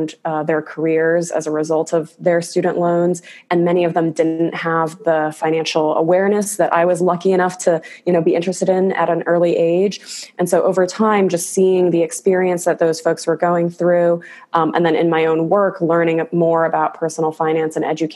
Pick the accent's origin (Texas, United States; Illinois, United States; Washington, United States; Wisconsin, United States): Illinois, United States; Chicago suburbs; now in California, United States; I'm originally from the Chicago suburbs, moved out to California with the dream of, building a company one day